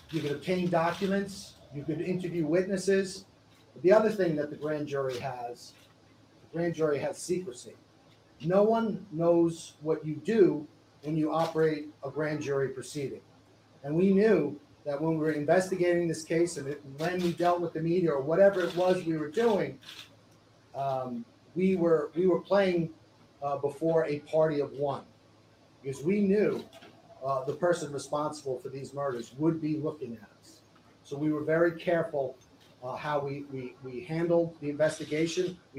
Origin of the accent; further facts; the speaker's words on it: New York, United States; Born and raised on Long Island.